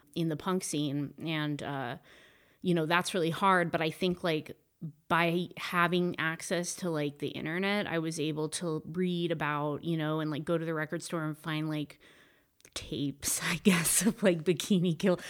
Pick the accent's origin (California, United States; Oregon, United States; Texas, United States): California, United States; Humboldt County, Northern; now in Joshua Tree, United States; I am from Northern California, Humboldt County